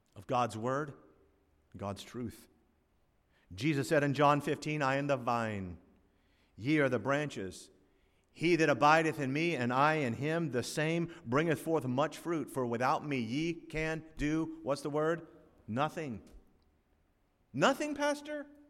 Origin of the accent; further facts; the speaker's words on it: South Florida, United States; As a young boy growing up in South Florida in the nineteen sixties